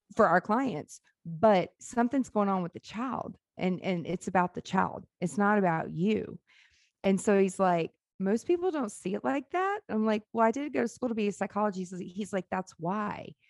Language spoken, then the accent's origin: English; Nashville, Tennessee, United States; born or raised there; also born or lived in Memphis, Tennessee